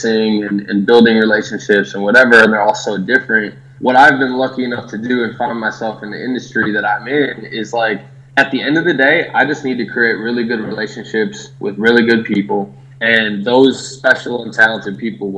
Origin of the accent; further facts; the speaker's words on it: Milwaukee, Wisconsin, United States; now in Austin, United States; I'm from Milwaukee